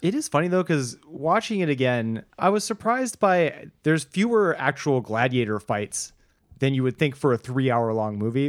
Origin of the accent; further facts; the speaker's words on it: United States; as a American